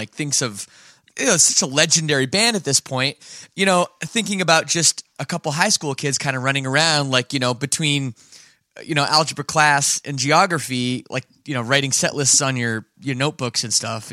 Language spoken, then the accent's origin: English; Toronto area, Ontario, Canada; growing up, I'm from Toronto area